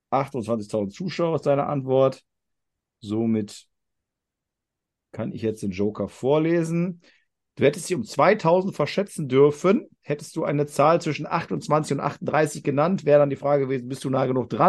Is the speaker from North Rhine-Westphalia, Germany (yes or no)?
no; Augsburg, Bavaria, Germany; Also, wir kommen aus Augsburg und gehen jetzt in Städte, die in der Nähe liegen.